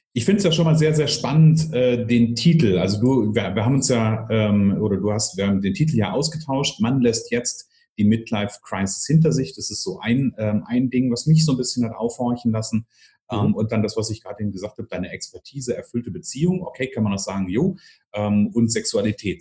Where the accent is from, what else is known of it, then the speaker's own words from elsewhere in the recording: Northern Hesse, Germany; ich komme aus dem Nordhessischen